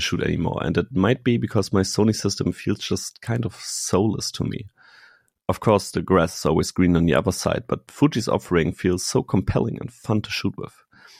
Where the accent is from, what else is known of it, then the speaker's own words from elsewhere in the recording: Germany; accent: German; English is a second language; from Germany here, as I'm sure you can tell from my accent.